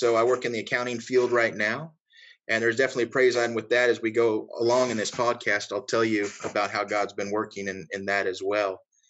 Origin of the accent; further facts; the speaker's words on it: Sacramento, California, United States; moved away as an adult; now in North Carolina, United States; we're actually from North Carolina right now, but we originally came from Sacramento, California. And we all grew up in Sacramento. We were raised in Free Will Baptist Church.